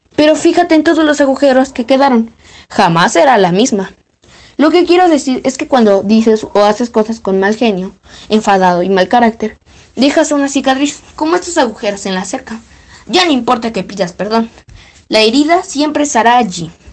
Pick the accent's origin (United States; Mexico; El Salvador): Mexico; Mexico City; Soy de la Ciudad de México.